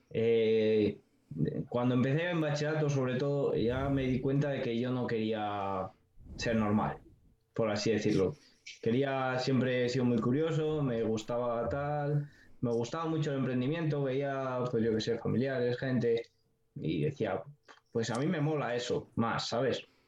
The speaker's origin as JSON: {"language": "Spanish", "town": "Segovia", "region": "Castile and León", "country": "Spain", "said": "yo soy un chico de 20 años que soy de Segovia"}